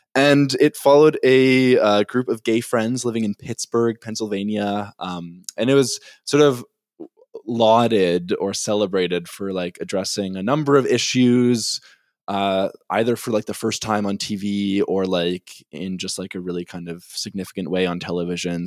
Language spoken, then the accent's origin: English; Winnipeg, Manitoba, Canada; I'm from Winnipeg